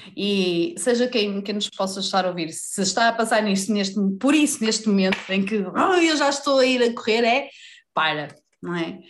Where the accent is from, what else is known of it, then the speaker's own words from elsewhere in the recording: Vila Real, Norte, Portugal; moved away; also born or lived in Lisbon; eu nasci em Lisboa, cresci em Vila Real, voltei para Lisboa, já vivi no Norte, já vivi no Sul